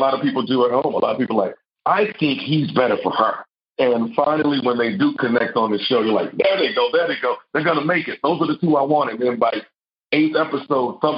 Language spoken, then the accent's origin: English; Texas, United States; I'm a country boy. I'm from the South. I'm from Texas.